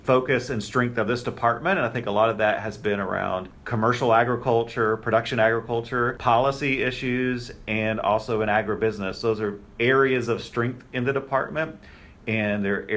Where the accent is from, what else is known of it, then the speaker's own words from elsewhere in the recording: Texas Panhandle, United States; moved away as an adult; also born or lived in Kansas State / Mississippi State / Oklahoma State; now in Indiana, United States; I am a Texas native and I grew up in the Texas Panhandle.